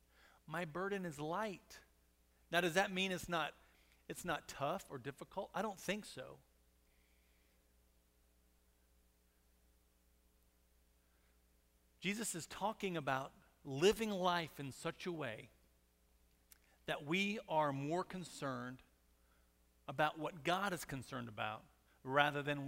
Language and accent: English; Monahans, Texas, United States; I was born in Monahans, but I'm definitely not country.